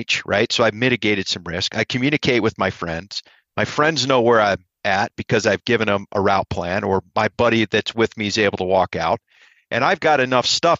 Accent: Ohio, United States; I'm from Ohio

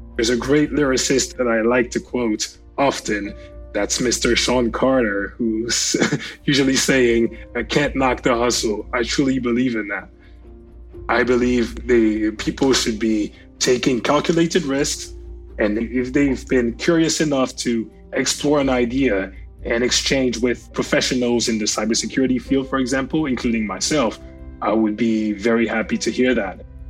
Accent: France; I grew up in France

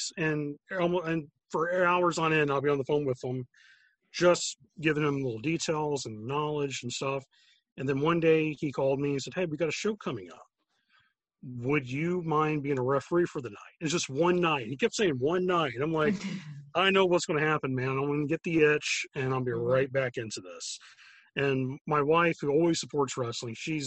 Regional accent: South Florida, United States; moved away as an adult; now in Chicago, United States; I grew up in South Florida myself. married a girl from Chicago. Now I'm stuck in snowstorms.

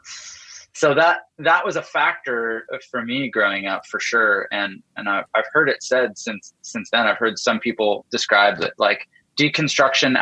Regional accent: Canada; I grew up in Canada and my dad is a pastor

